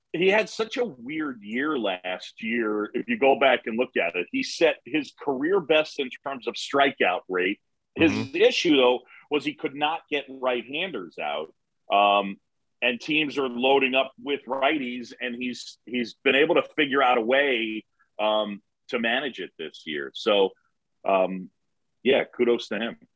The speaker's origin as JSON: {"language": "English", "town": "New York City", "region": "New York", "country": "United States", "tie": "born or raised there", "also_born_or_lived": "Philadelphia, Pennsylvania", "said": "I was born in Philadelphia. My parents met at Drexel. Dad's side got their hooks in me. Phillies fan. Moved to New York when I was seven. Resisted the power of the Yankees and the Mets. Um, I grew up on Roosevelt Island"}